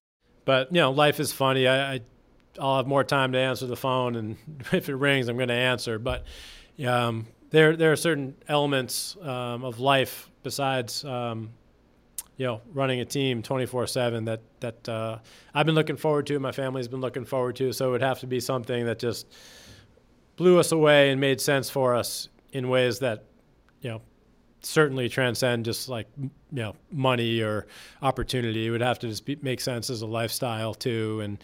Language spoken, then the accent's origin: English; Boston, Massachusetts, United States; moved away as an adult; now in Chicago, United States; I'm more Bostonian than a Chicagoan because I grew up there